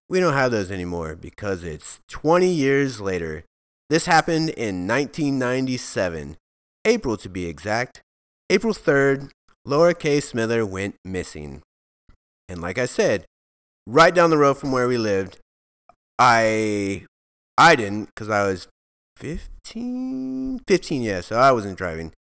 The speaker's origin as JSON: {"language": "English", "town": "Alvin", "region": "Texas", "country": "United States", "tie": "born or raised there", "said": "I grew up in Alvin, Texas"}